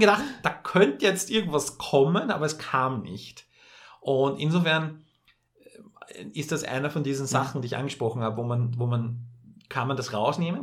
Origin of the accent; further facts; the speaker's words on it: Vienna, Austria; für mich als Wiener oder als jemand, der näher von Wien aufgewachsen ist mit dieser Sprache